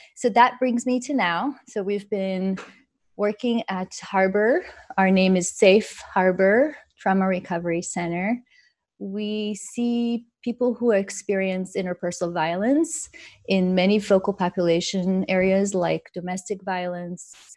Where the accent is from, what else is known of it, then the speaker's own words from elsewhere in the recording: Israel; moved away; I grew up in Israel.